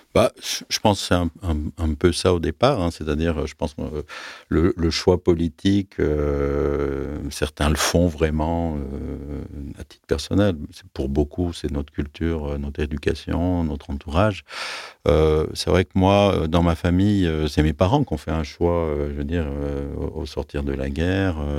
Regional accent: Aix-les-Bains, Auvergne-Rhône-Alpes, France; moved away as an adult; also born or lived in Grenoble / Netherlands; now in Lyon, France; moi j'ai grandi en Savoie. J'avais l'idée que jamais je ne quitterais ma ville natale, avec Aix-les-Bains

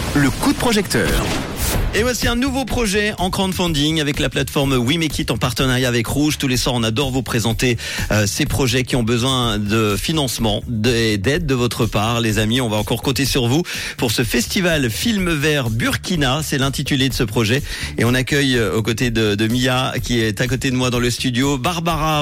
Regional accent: Switzerland; chez nous en Suisse

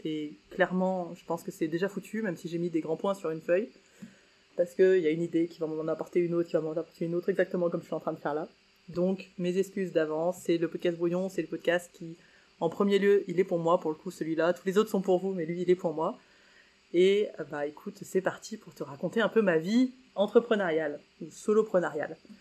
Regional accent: Saint-Étienne, Auvergne-Rhône-Alpes, France; j'étais de Saint-Etienne

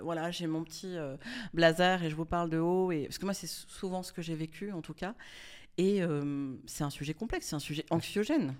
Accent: Monaco; je suis née à Monaco

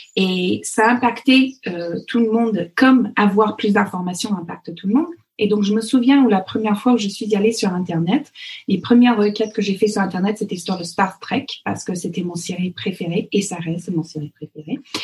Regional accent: Fox Creek, Alberta, Canada; French is a second language; moved away as an adult; now in near Versailles, France; les gens de l'Alberta ou le Fox Creek, là où j'ai grandi

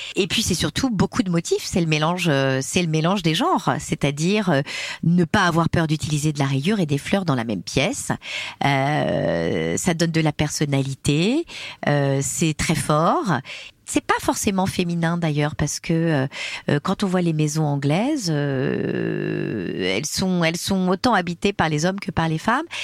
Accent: Corsica, France; je suis corse

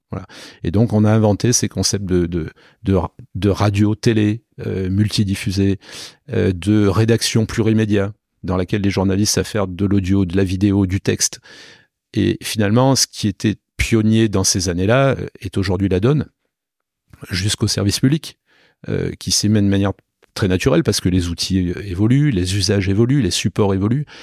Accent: Nîmes, Occitania, France; also born or lived in Paris; now in Toulon, France; De Nîmes. Voilà. Donc euh, chez moi dans le Gard

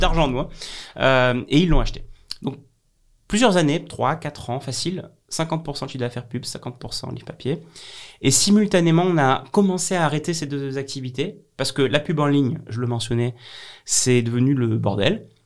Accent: Avignon, Provence-Alpes-Côte d'Azur, France; chez moi, à Avignon

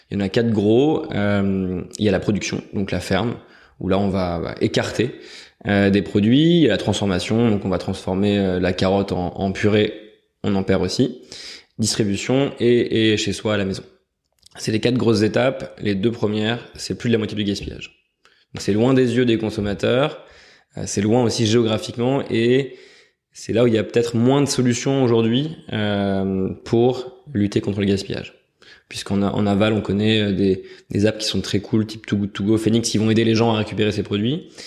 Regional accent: Nouvelle-Aquitaine, France; born there; je suis né en Creuse. J'ai beaucoup déménagé, donc j'ai pas mal découvert la France avant de faire mes études à Douai puis à Paris.

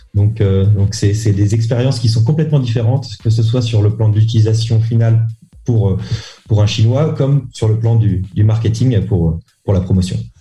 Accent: Saint-Malo, Brittany, France; moved away as an adult; also born or lived in Lille / Paris; now in Hong Kong; je suis breton, je viens de Saint-Malo, en Ille-et-Vilaine.

